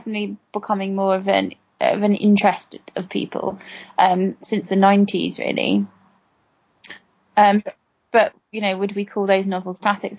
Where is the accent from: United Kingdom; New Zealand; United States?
United Kingdom; being British is so ingrained in our blood, really, in our skin, that we don't really need to think about it.